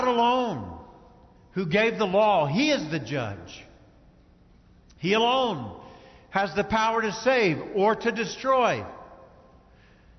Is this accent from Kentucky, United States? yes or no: yes; Kentucky, United States; I grew up in Kentucky